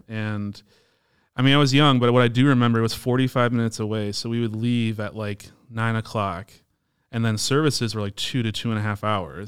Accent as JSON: {"language": "English", "town": "Palatine", "region": "Illinois", "country": "United States", "tie": "born or raised there", "also_born_or_lived": "Hoffman Estates / West Dundee", "said": "so I'm local. We, we grew up in Palatine our whole lives."}